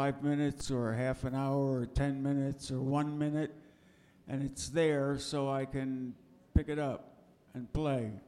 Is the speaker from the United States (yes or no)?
yes; New York City, New York, United States; now in Chattanooga, United States; I grew up in Manhattan